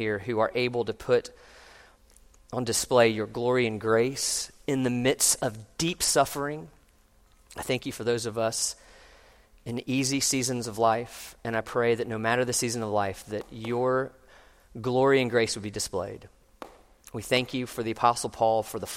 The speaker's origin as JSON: {"language": "English", "town": "Orlando", "region": "Florida", "country": "United States", "tie": "born or raised there", "said": "when I was growing up in Orlando"}